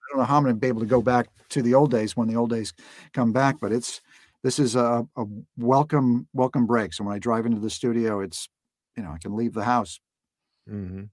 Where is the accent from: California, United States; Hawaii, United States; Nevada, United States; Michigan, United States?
California, United States; Los Angeles; grew up in Los Angeles. So it's, it's, it's, it's my home.